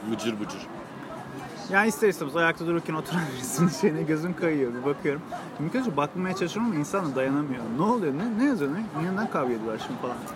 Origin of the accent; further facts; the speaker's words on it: Turkey; Hiç birbirimizi anlamıyoruz Türk'üz ama.